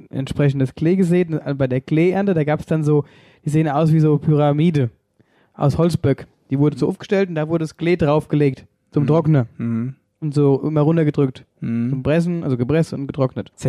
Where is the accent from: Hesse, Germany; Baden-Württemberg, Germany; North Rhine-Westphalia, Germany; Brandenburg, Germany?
Hesse, Germany; Ockstadt; aus Ockst. Und bei uns heißt Ockstadt nicht Ockstadt, sondern Ockst.